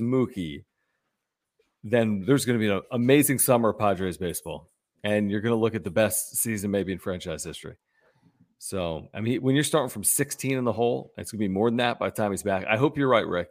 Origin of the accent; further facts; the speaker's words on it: Philadelphia, Pennsylvania, United States; now in San Diego, United States; I'm from Philly.